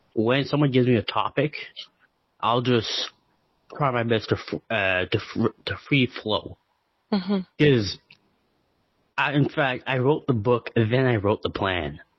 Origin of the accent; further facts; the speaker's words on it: Canada; I'm from Canada